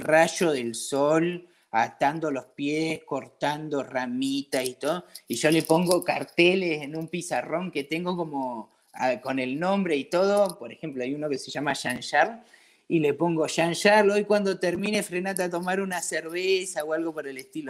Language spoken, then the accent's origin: Spanish; Comodoro Rivadavia, Chubut, Argentina; moved away as an adult; also born or lived in Mendoza; now in France; yo me crié en Comodoro